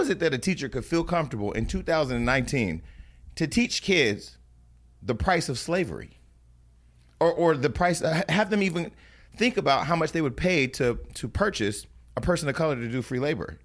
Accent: Stockton, California, United States; now in Los Angeles, United States; the mayor of my hometown

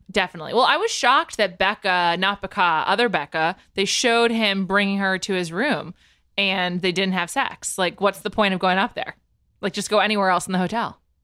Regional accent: East Coast, United States; moved away; We're both from the East Coast

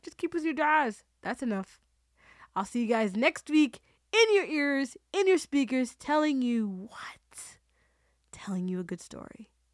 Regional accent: Toronto, Ontario, Canada; I'm from Toronto, the six.

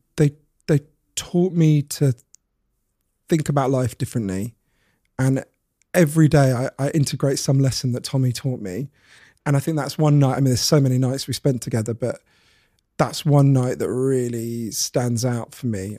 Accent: Edgware, London, United Kingdom; I grew up in Edgware

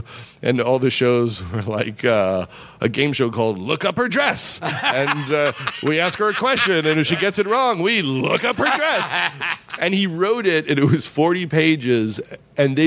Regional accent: Long Island, New York, United States; moved away; also born or lived in Los Angeles; I was from Long Island

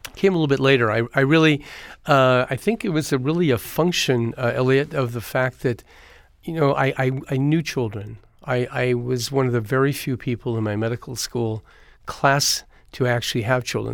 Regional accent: Eureka, California, United States; born or raised there

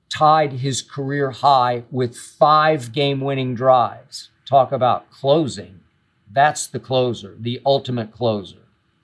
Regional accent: Oklahoma, United States; back to my home state, Norman, Oklahoma

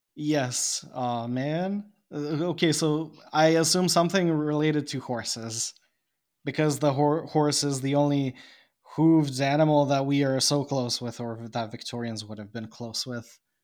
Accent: Bosnia & Herzegovina; English is a second language; I am not an English speaker, I am a Serb from Bosnia, and I live in Bosnia, another country.

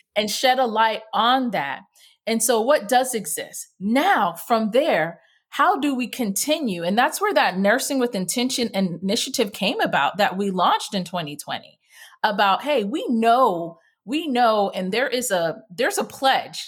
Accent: Jamaica; me being West Indian, in Jamaica, our motto is "Out of many, one people."

